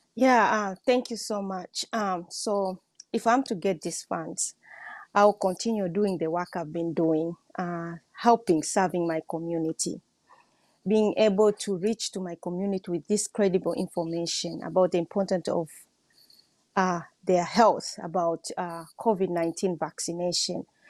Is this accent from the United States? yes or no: no; Tanzania; also born or lived in Washington State; I'm from Tanzania.